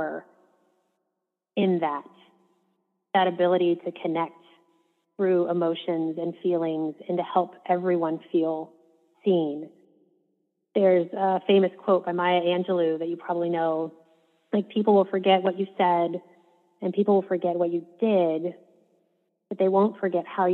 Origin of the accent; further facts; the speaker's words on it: Midwest, United States; I grew up in the Midwest